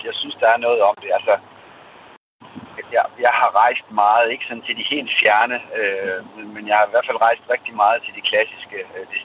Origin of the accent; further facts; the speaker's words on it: Denmark; vi er født i Danmark